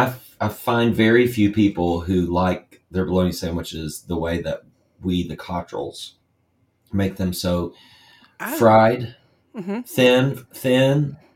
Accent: North Carolina, United States; born or raised there

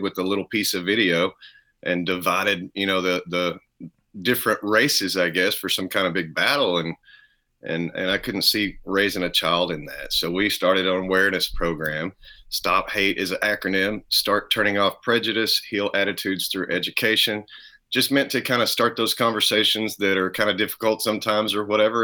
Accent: around Dallas-Fort Worth, Texas, United States; born and raised Texas, you know, just good old around probably 100-mile area around Dallas, Fort Worth

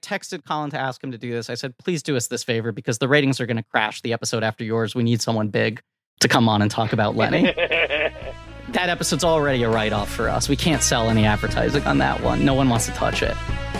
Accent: New York City, New York, United States; I'm a New Yorker

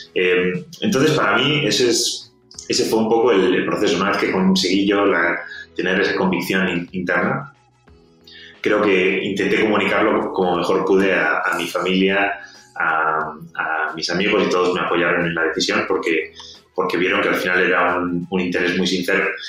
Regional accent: Spain; accent: Spanish; moved away as an adult; also born or lived in Scotland / San Francisco; por mi acento, eh, los, los, escuchantes sabrán que, que soy español

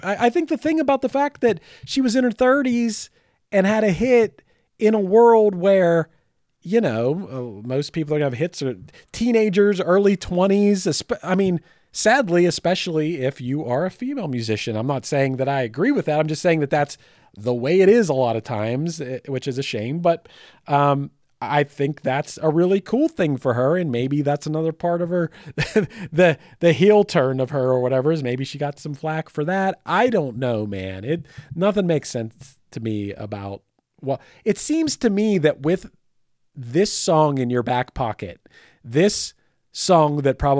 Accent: Michigan, United States; I'm from Michigan and I have a giant Confederate flag behind me.

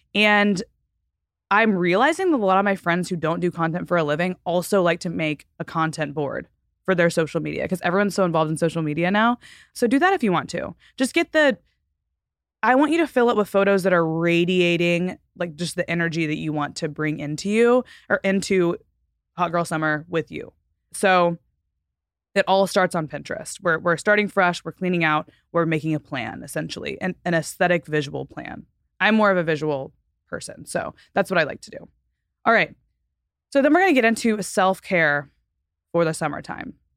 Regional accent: Texas, United States; moved away as an adult; now in Southern California, United States; I'm from Texas and I've lived in Southern California for now almost seven years

